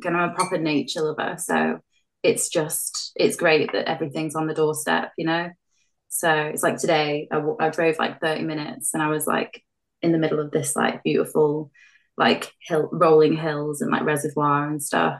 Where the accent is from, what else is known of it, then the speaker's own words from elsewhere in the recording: North West England, United Kingdom; born there; I was born in Cheshire, and I've moved around a lot, to be honest.